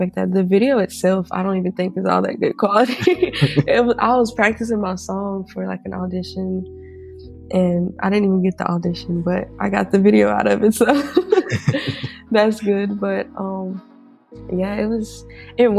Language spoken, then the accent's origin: English; Mississippi, United States; I'm from Mississippi